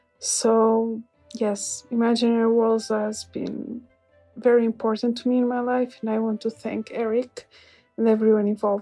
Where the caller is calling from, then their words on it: Portugal; Hi there. … I'm a listener from Portugal, and I've been listening to your podcast for a really long time now.